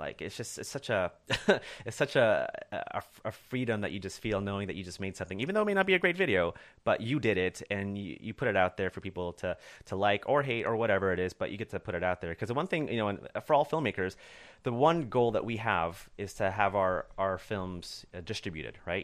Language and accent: English; Corona, California, United States; also born or lived in Chicago / Orange County; grew up in a small town, uh, uh, east of L A called Corona